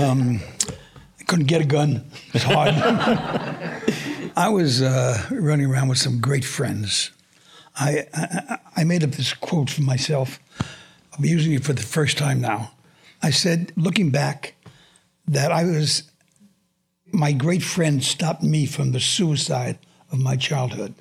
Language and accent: English; New York City, New York, United States; I was born and raised in Brooklyn